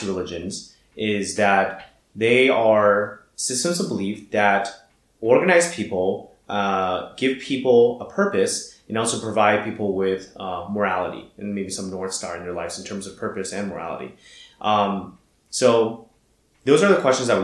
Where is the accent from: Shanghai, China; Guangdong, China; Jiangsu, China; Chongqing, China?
Shanghai, China; I was born and raised in Shanghai